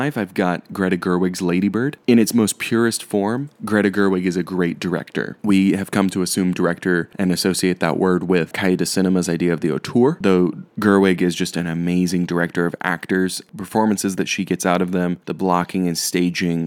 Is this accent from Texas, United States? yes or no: yes; Texas, United States; just a boy, a white kid growing up in Texas